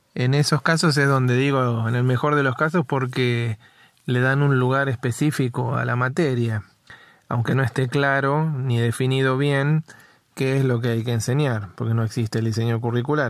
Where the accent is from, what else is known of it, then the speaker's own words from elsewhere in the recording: Buenos Aires, Argentina; yo soy de Capital Federal